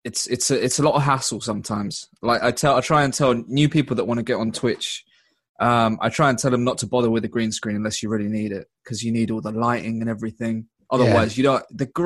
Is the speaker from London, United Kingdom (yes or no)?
yes; London, United Kingdom; also born or lived in Bolton; I'm from East London.